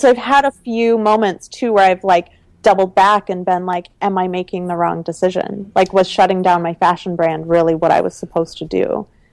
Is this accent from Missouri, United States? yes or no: no; Minnesota, United States; moved away as an adult; also born or lived in Italy / Seattle; I grew up in the Midwest. I almost stayed in Minnesota